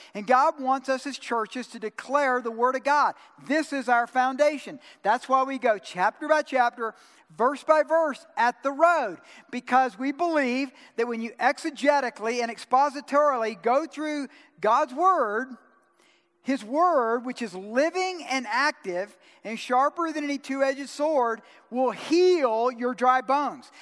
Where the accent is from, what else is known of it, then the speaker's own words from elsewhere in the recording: Georgia, United States; I'm from Georgia